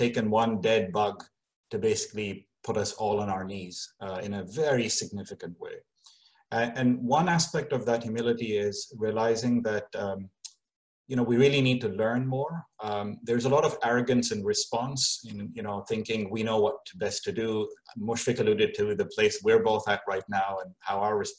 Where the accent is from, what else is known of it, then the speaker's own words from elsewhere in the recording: Kano, Kano State, Nigeria; moved away; I grew up in Kano